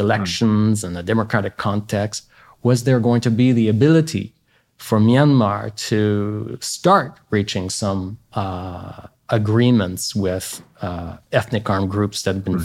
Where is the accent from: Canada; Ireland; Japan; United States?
Canada; as a Canadian